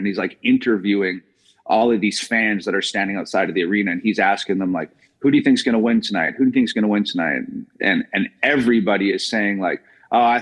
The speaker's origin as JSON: {"language": "English", "region": "British Columbia", "country": "Canada", "tie": "born or raised there", "also_born_or_lived": "Edmonton, Alberta", "moved": "yes"}